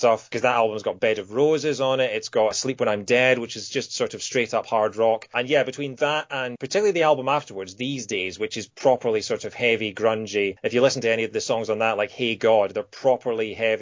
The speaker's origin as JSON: {"language": "English", "region": "Scotland", "country": "United Kingdom", "also_born_or_lived": "Kent", "moved": "as an adult", "said": "I just moved away from home. I moved from Scotland down to Kent, so I was 400 miles away from home."}